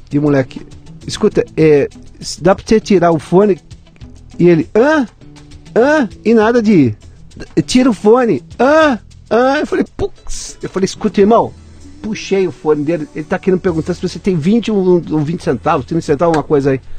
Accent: Bauru, São Paulo, Brazil; Eu sou de Bauru

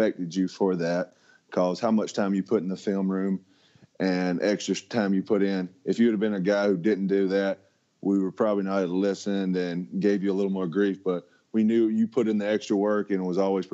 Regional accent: West Alabama, United States; I grew up in Alabama

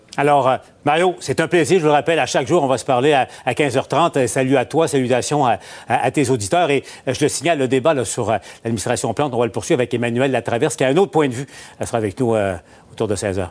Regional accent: Abitibi, Quebec, Canada; moved away; ma région natale, en, en, Abitibi

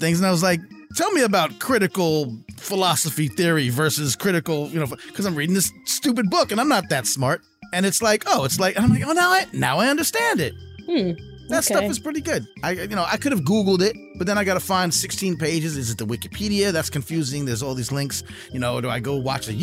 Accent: New York, United States; now in Southern United States; we're from New York

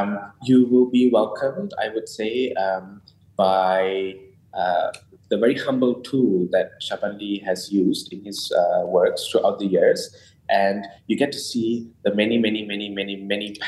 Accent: Penang, Malaysia; I'm from Penang, so it's nice to know about my very tiny little island

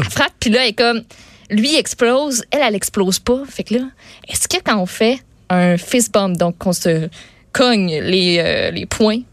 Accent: Quebec, Canada; François Legault, notre premier ministre

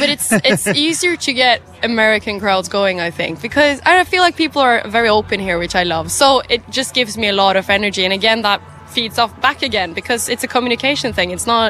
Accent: Ålesund, Møre og Romsdal, Norway; now in Oslo, Norway; I'm from Norway, yeah. I still live there. I'm from a part, like the west coast, so it's a place called Ålesund. It's really small, like shipping town, fish, shipping, coasts, boats. But I live in the capital now, Oslo.

